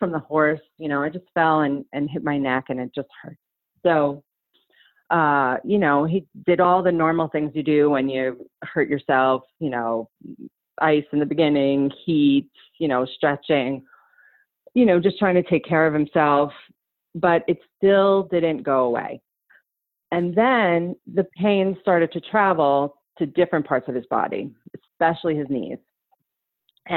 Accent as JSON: {"language": "English", "region": "New York", "country": "United States", "moved": "as an adult", "lives_now": "Joshua Tree, United States", "said": "currently I live in Joshua Tree. I'm from New York"}